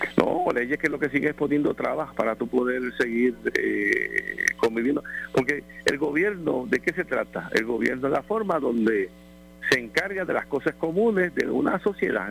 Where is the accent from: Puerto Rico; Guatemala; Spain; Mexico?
Puerto Rico; por nosotros como pueblo puertorriqueño